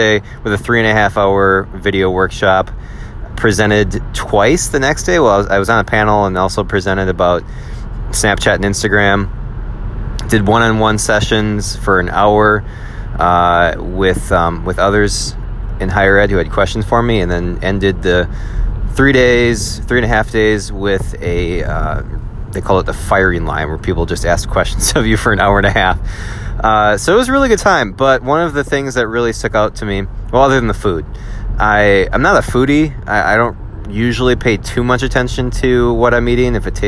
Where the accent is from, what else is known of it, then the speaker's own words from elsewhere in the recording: Wisconsin, United States; accent: Wisconsin; I do sound like I'm from Wisconsin